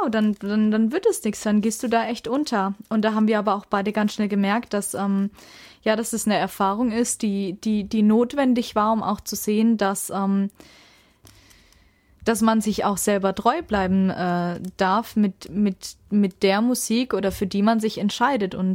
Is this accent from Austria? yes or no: no; Würzburg, Bavaria, Germany; in Nähe meiner Heimat in Würzburg